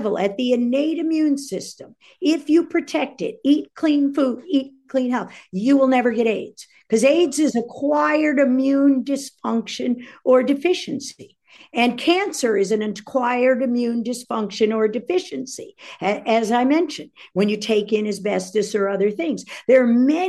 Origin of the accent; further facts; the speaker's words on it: Washington, District of Columbia, United States; also born or lived in Northern Virginia / Florida; I grew up in the Washington, D.C. area after my parents got a divorce